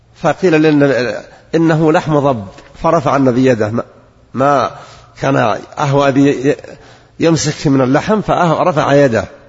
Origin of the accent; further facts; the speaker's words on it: Najd, Saudi Arabia; عندنا في نجد